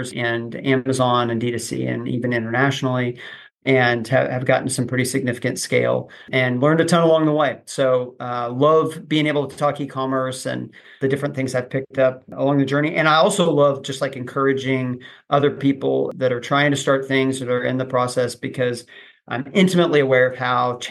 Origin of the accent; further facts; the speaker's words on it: Oklahoma, United States; I grew up in Oklahoma, went to OU as a finance major